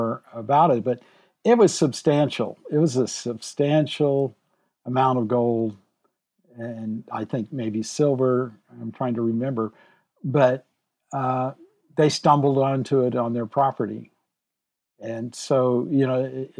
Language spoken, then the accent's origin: English; St. Louis, Missouri, United States; my family's from Southeast Missouri, and I was born in St. Louis.